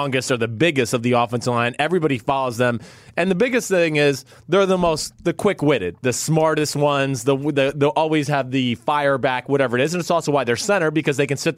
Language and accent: English; New Jersey, United States; I'm from North Jersey